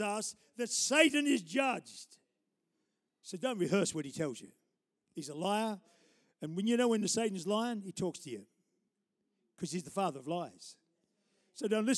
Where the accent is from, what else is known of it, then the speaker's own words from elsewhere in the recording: Taree, New South Wales, Australia; I started the church in Taree, my hometown. I went to school there